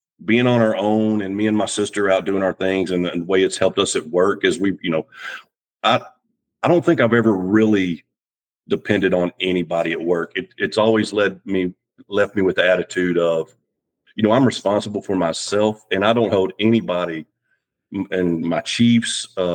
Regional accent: Dallas, Texas, United States; moved away as an adult; also born or lived in Virginia; now in James City County, United States; I'm originally from Dallas, Texas, and joined the Navy

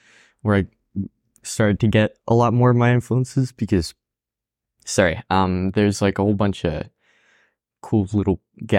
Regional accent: France; moved away; also born or lived in Spain; I immigrated from France too, so

